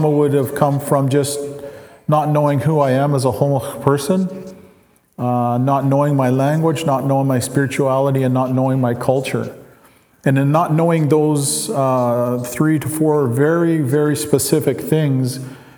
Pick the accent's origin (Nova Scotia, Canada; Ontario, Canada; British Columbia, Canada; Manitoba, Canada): British Columbia, Canada; Leq'á:mel First Nation; I am from Lakamel. Lakamel is east of Mission.